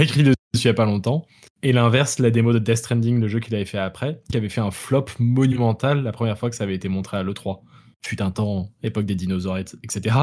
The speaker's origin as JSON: {"language": "French", "country": "France", "moved": "as an adult", "said": "je suis français mais expatrié depuis 6 ans"}